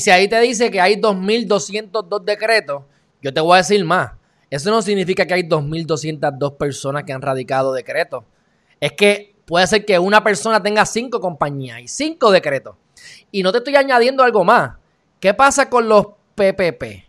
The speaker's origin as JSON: {"language": "Spanish", "country": "Puerto Rico", "said": "uno como puertorriqueño"}